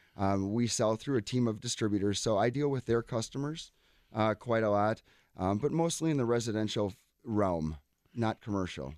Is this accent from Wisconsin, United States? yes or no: yes; Cedarburg, Wisconsin, United States; I grew up in Cedarburg